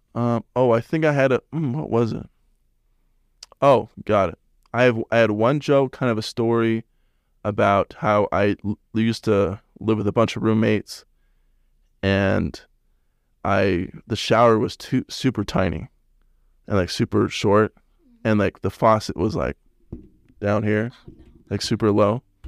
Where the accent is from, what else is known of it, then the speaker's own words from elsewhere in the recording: Salt Lake City, Utah, United States; I'm from Salt Lake